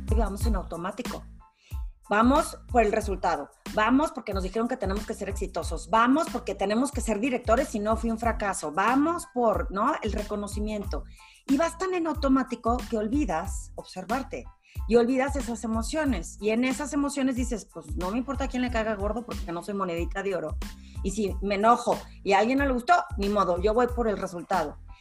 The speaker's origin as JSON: {"language": "Spanish", "town": "Torreón", "region": "Coahuila", "country": "Mexico", "moved": "as an adult", "lives_now": "Mexico City, Mexico", "said": "soy de Torreón"}